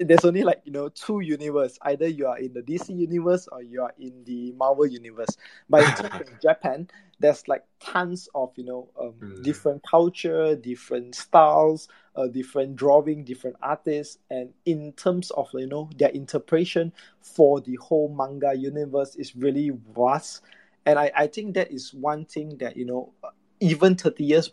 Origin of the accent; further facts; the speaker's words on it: Malaysia; I'm from Malaysia